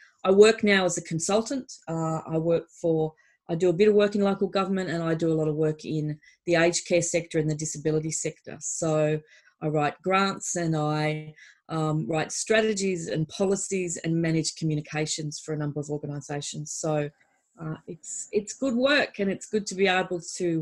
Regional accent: Hornsby, New South Wales, Australia; I was born and raised in Hornsby Shire, born in Hornsby Hospital, and went to Hornsby North Public School and Asquith Girls

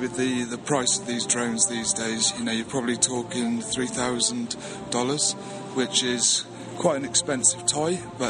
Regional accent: Wales, United Kingdom; Personally, I think we sound not the most intelligent, but I can say that because I'm Welsh.

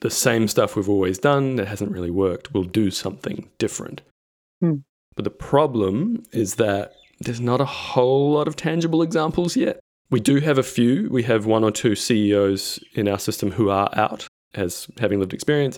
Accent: New Zealand; now in Victoria, Australia; I am a New Zealander living in Australia.

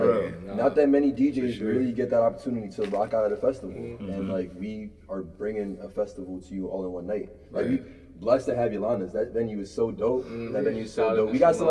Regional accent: New Jersey, United States; also born or lived in New York; now in Philadelphia, United States; I was born in New York, raised in Jersey.

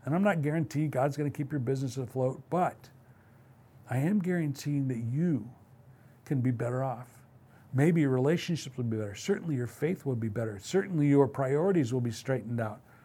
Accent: Midwest, United States; now in West Coast, United States; I come from the Midwest

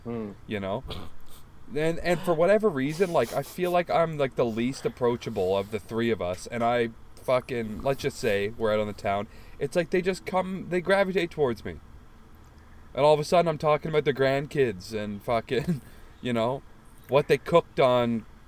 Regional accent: Canada; we're Canadian. It's all about Jim Doughty, bitch.

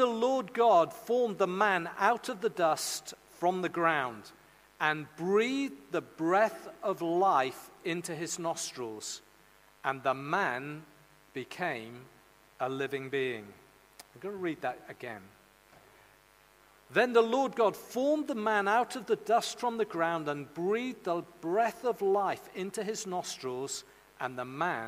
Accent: Caerleon, Wales, United Kingdom; also born or lived in Pengam, near Bargoed; I was born in the Lydia Bynum Maternity Hospital in Caerleon.

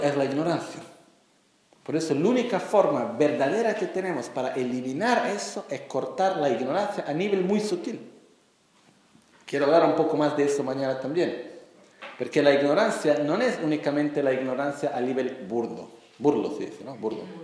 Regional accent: Brazil; Spanish is a second language; yo nací como brasileño

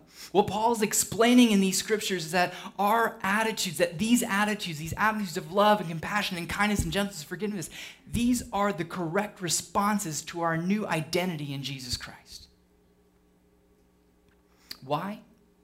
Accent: United Kingdom; I'm British

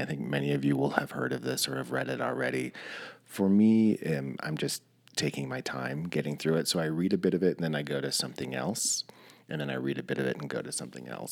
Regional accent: Bishop, California, United States; I grew up in Bishop, which is just south of Mono County in the Owens Valley

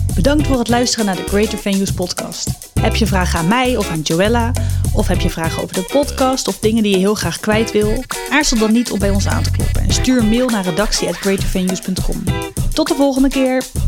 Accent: Delft, South Holland, Netherlands; ik kom uit Delft.

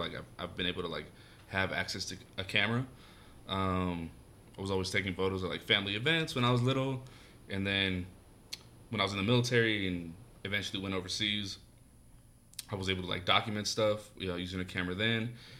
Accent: Lompoc, California, United States; moved away as an adult; also born or lived in Los Angeles, California; now in Denver, United States; I was born in LA and then lived in the Central Coast. A lot of people don't know Lompoc, 805. Mm-hmm. I represent all day for Lompoc.

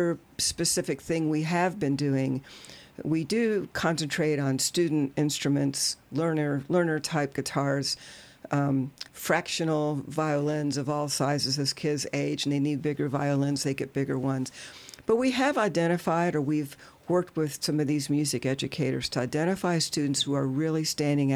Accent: Louisville, Kentucky, United States; also born or lived in Washington, D.C.; now in Louisville, United States; I grew up in Louisville, I lived most of my life in the D.C. area

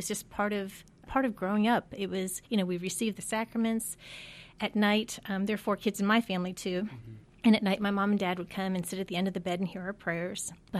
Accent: Midwest, United States; also born or lived in Pennsylvania / Michigan; I'm a Midwest girl. I grew up in Ohio, Pennsylvania, Michigan. My first job was in Indiana after graduation, and then on to St. Louis.

